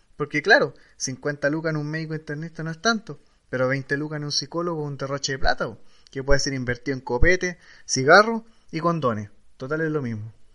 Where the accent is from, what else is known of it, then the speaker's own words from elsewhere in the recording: Chile; como chileno